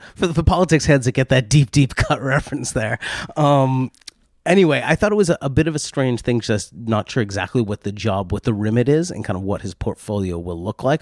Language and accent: English; United States; being an American, um, auction house specialist